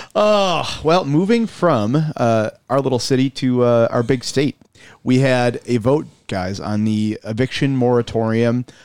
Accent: Buffalo, New York, United States; I'm from South Buffalo originally

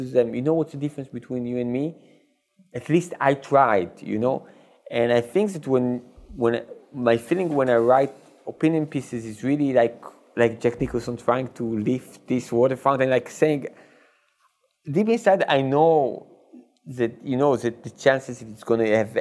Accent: Israel; when I was young, we had in Israel the show Faulty Towers

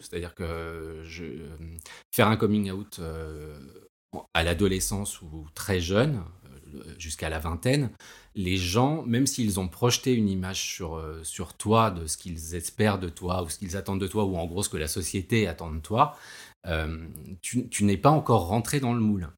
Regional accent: Paris, Île-de-France, France; j'ai 46 ans, je suis parisien

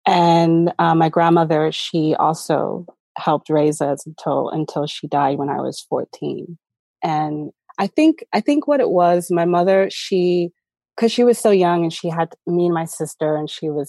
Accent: Southern California, United States; So originally, I was raised in Southern California.

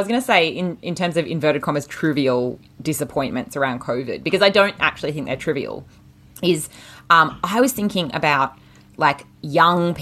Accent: Australia; we're Australian

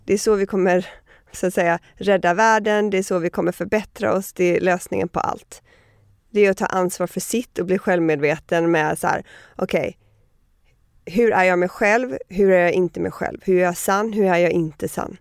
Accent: Miami, Florida, United States; moved away; also born or lived in Connecticut / New York / Sweden; men jag flyttade först till eh, Connecticut och sen till Miami, så största delen av min uppväxt är i Miami.

